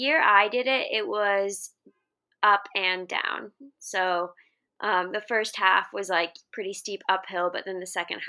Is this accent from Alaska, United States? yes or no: yes; Alaska, United States; moved away as an adult; also born or lived in Boise, Idaho; now in Seattle, United States; I'm originally from Alaska, went to college at Boise State